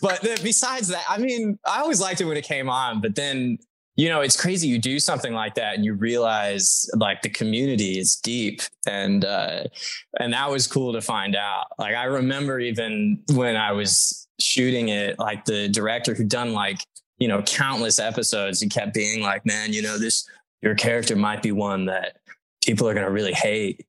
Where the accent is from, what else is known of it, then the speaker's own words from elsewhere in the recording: Texas, United States; I'm from Texas